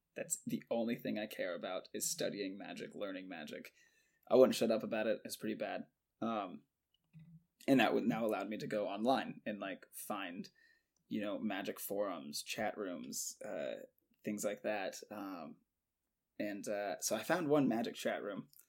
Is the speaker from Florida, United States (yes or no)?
yes; Jacksonville, Florida, United States; Born and raised and currently still in Jacksonville, Florida